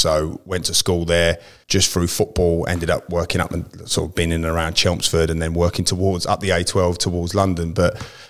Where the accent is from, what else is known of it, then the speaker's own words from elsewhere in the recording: Germany; born there; I was actually born in Germany, so my father was in the forces.